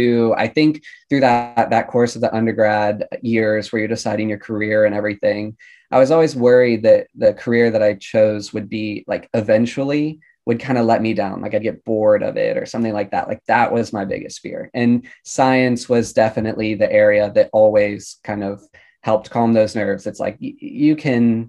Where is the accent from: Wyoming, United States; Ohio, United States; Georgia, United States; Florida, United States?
Georgia, United States; moved away as an adult; now in Baltimore, United States; I'm originally from Georgia